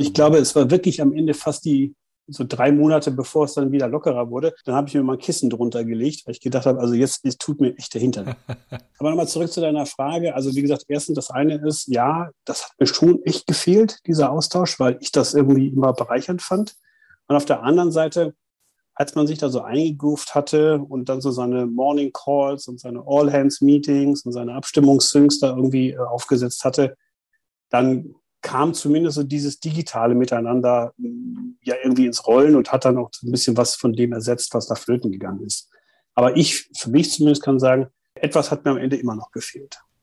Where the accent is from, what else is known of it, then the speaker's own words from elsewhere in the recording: Germany; also born or lived in United States; wir als Deutsche